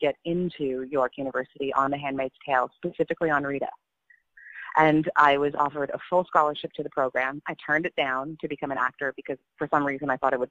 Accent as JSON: {"language": "English", "country": "Canada", "said": "I'm Canadian"}